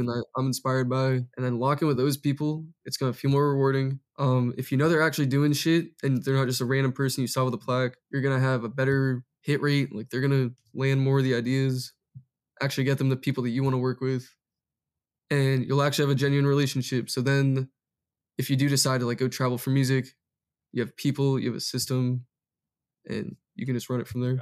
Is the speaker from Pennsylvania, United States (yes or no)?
no; Massachusetts, United States; moved away as an adult; now in Los Angeles, United States; born and raised in Massachusetts